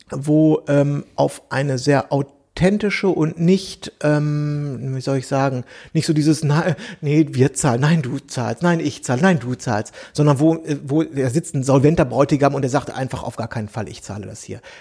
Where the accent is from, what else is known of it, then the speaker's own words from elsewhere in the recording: Berlin, Germany; äh, das wisst ihr ja, ich komme aus Berlin, ich wohne hier in Friedrichshain, ich wohne hier schon so und so lange